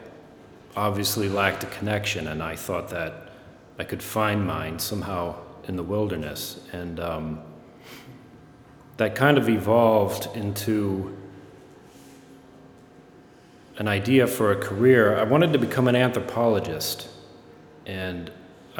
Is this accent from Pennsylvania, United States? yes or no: no; Gahanna, Ohio, United States; I grew up in Gahanna, so that meant Friendship Park, the end of our street